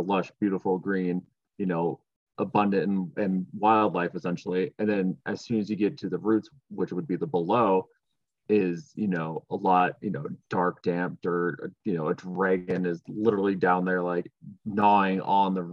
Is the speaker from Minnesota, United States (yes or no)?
yes; Minnesota, United States; where I grew up in Minnesota